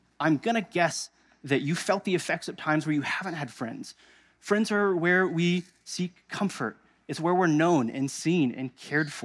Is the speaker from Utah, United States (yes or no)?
no; Indiana, United States; moved away as an adult; now in Missouri, United States; We're both from Indiana.